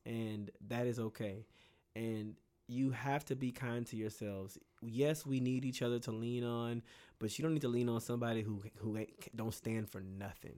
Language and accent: English; Bay City, Texas, United States; moved away; I am from Bay City, Texas